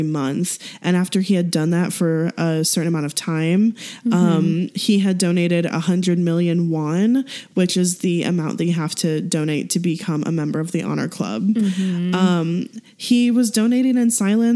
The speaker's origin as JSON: {"language": "English", "country": "United States", "said": "we're American"}